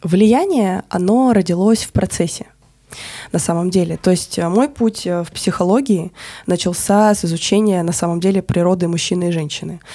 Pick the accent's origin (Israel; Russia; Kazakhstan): Russia; Krasnoyarsk, Krasnoyarsk Krai; moved away as an adult; also born or lived in Moscow / Bali; в Красноярске, откуда я родом